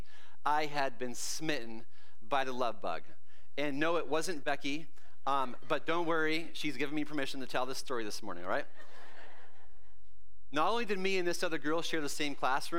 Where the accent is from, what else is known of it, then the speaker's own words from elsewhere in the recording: Canada; I grew up in Canada